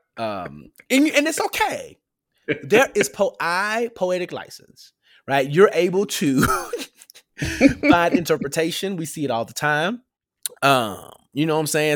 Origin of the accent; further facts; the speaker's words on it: Memphis, Tennessee, United States; Growing up in Memphis, you hear certain things